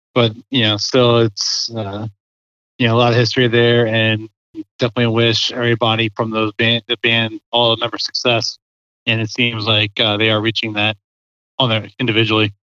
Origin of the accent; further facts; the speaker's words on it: Parkville, Maryland, United States; also born or lived in Harford County, Maryland / Howard County, Maryland; I grew up in Baltimore County in Parkville area.